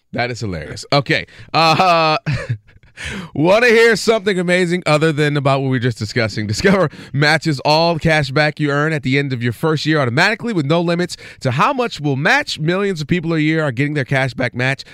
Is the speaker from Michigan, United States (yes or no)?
yes; Ann Arbor, Michigan, United States; born and raised in Ann Arbor, Michigan.